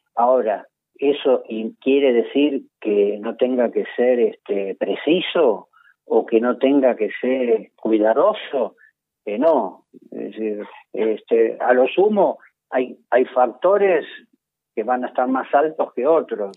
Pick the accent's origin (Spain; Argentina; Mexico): Argentina; Buenos Aires; somos porteños